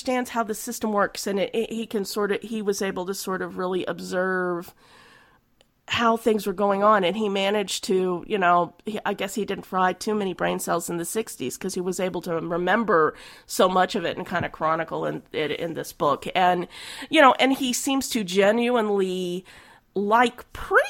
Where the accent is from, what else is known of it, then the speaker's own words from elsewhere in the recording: Oklahoma, United States; I'm from Oklahoma